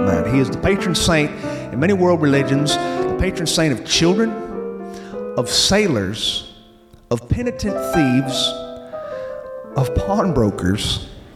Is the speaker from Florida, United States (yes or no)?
yes; Florida, United States; Boy, it's good to be back in my home state of Florida. Yes, we are Floridians